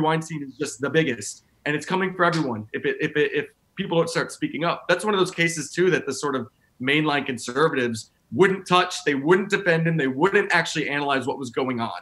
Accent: Tennessee, United States; I grew up in you know, I'm from Tennessee

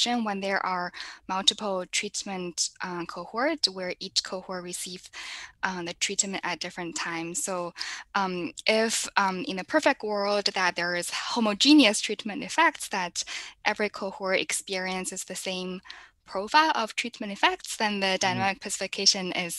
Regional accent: China; moved away as an adult; now in United States; I'm from China. I came to the US for college and grad school.

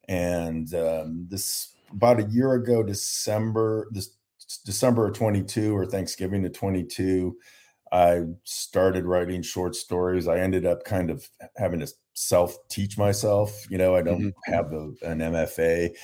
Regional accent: San Diego, California, United States; So I grew up in San Diego and then

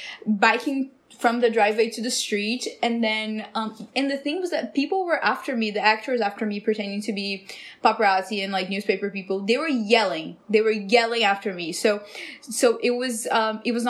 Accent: Brazil; now in Los Angeles, United States; I'm from Brazil.

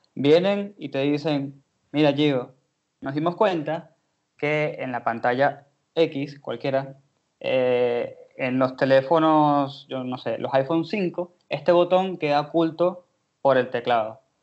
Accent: Venezuela; moved away as an adult; now in Argentina; yo soy de Venezuela, ya tengo tres años acá

